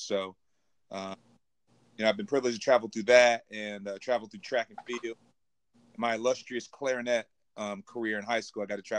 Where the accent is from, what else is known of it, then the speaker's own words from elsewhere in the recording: Irmo, South Carolina, United States; moved away as an adult; also born or lived in Beijing, China; I am from the bustling metropolis of Irmo, South Carolina.